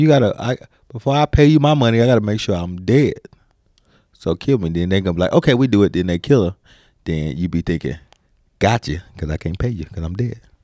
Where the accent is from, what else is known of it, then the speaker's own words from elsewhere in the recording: United States; I'm American